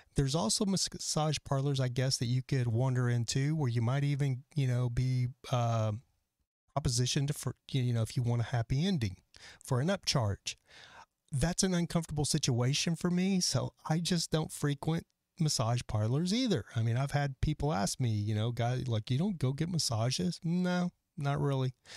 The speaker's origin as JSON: {"language": "English", "region": "Texas", "country": "United States", "moved": "yes", "lives_now": "Los Angeles, United States", "said": "I'm from Texas."}